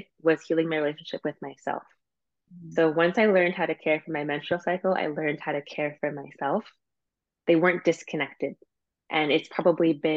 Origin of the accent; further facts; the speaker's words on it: Canada; I'm Canadian